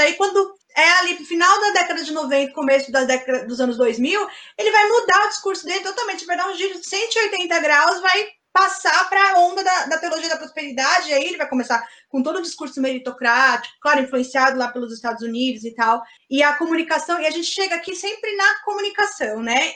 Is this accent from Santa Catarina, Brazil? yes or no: no; São Bernardo do Campo, São Paulo, Brazil; Eu sou de São Bernardo, não sou de São Paulo